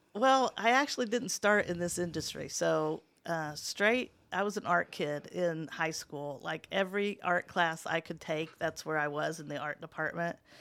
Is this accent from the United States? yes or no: yes; Muncie, Indiana, United States; also born or lived in Richmond, Indiana; I wasn't born in Muncie, I was born in Richmond, but we moved here when I was in the first grade, first grade, so Muncie really is my home